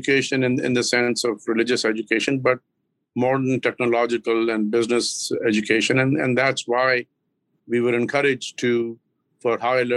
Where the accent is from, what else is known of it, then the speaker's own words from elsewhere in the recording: Lahore, Punjab, Pakistan; moved away as an adult; also born or lived in Karachi, Pakistan / Islamabad, Pakistan; now in Massachusetts, United States; I grew up in the central part of Pakistan, which is sort of I was born in the southern part, which is Karachi, the largest city on the Indian Ocean. And then, but I grew up in Lahore and in the northern part of Islamabad and that area